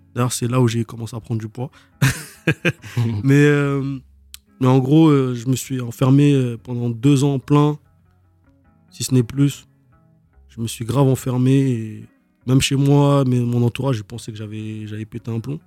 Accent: Dunkirk, Hauts-de-France, France; j'ai grandi là-bas. J'ai fait toute mon adolescence là-bas

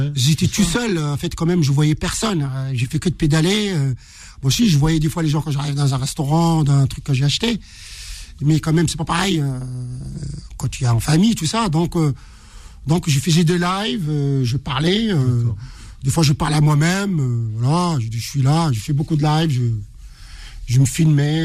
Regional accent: Morocco; moved away; je suis marocain

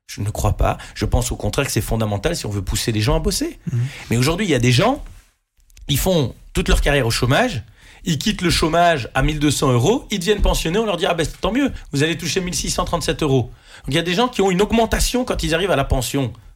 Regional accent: Mons, Wallonia, Belgium; moi, je suis un Montois qui vit à Mons

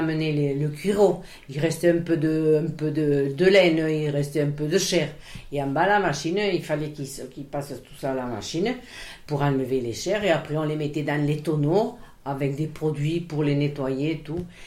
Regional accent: Montolieu, Occitania, France; born or raised there; also born or lived in Béziers / Vendres

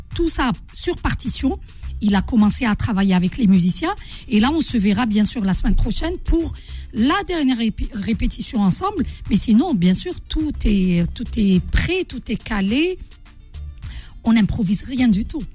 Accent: Algeria; Je suis algérienne

